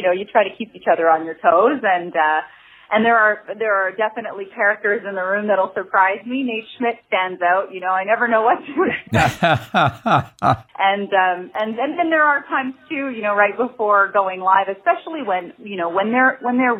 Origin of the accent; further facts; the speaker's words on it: Montreal, Quebec, Canada; moved away as an adult; growing up in Montreal